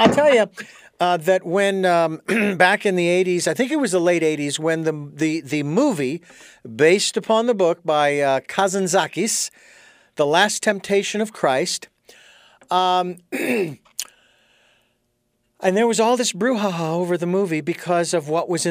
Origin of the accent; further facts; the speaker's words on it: Ireland; being Irish, both of us, and having been to Kildare and Bridget's Well and many other locations.